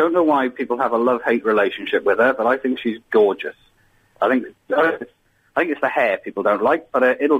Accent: Swansea, Wales, United Kingdom; I'm from South Wales.

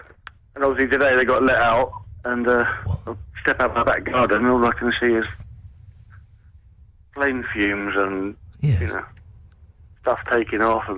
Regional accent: Essex, East of England, United Kingdom; moved away as an adult; now in Slough, United Kingdom; I'm actually not from Slough. I'm from Essex, but I've lived here for about 6 years now.

